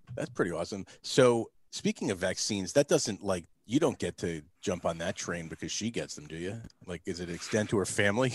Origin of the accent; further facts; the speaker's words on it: New Jersey, United States; growing up in the East Coast, I grew up in New Jersey.